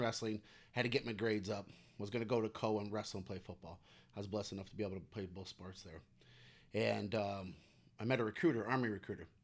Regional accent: Cedar Rapids, Iowa, United States; also born or lived in Arizona; I grew up in Cedar Rapids, and I was, uh, uh, went to Jefferson, graduated in two thousand one

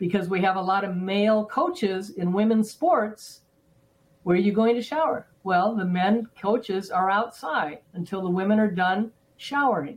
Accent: Los Angeles, California, United States; growing up in L.A.

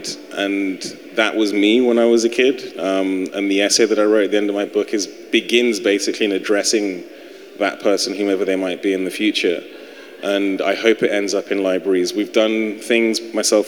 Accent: United Kingdom; now in United States; being a European, being British

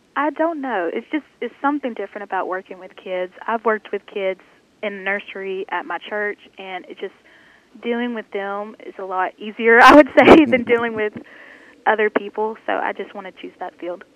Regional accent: Senatobia, Mississippi, United States; I am from the Senatobia area, so right around the main campus of Northwest

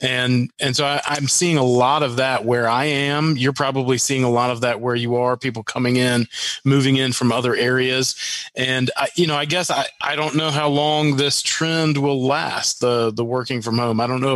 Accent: Arkansas, United States; born there; also born or lived in Mississippi / Minnesota / Wisconsin / North Carolina; I was born in Arkansas, lived in Mississippi, Minnesota, Wisconsin, moved back to Arkansas, and then back to North Carolina

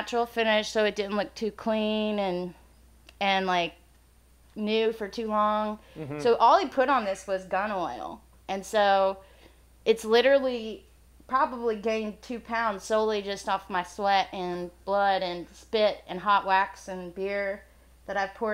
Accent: Illinois, United States; we're both from Illinois.

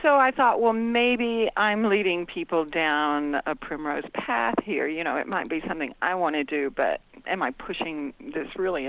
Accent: Gulf Coast, United States; moved away; I grew up on the Gulf Coast.

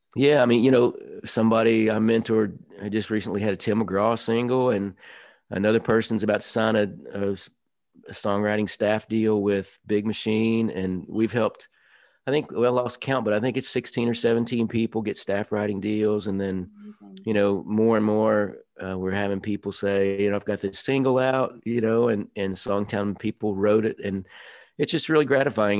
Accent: Nashville, Tennessee, United States; I grew up in Nashville in the suburbs

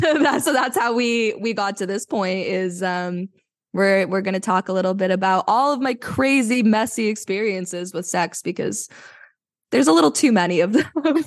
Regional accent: Vancouver, British Columbia, Canada; I am from Vancouver

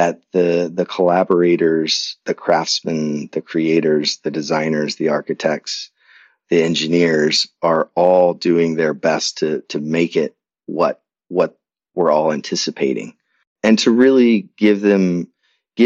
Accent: Indianapolis, Indiana, United States; It was a great place to grow up, and went off to college, got a degree in English and Spanish at Butler University, my hometown

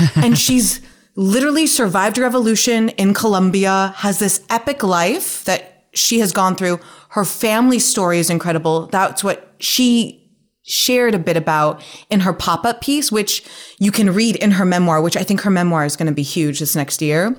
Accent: Nevada, United States; moved away as an adult; now in New York, United States; I'm from Nevada

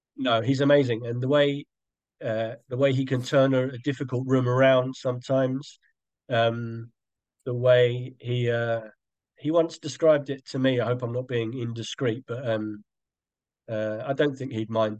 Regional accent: London, United Kingdom; moved away as an adult; now in Brighton, United Kingdom; I come from South London

